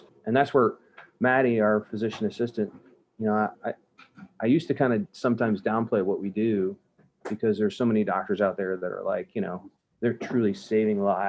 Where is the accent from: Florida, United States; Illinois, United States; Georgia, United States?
Florida, United States; St. Petersburg; also born or lived in New Jersey / Northeast US / North Carolina; now in Tampa, United States; I grew up in South St. Pete, you know, rode my bike to Bay Point Middle School. And I ended up going to Canterbury High School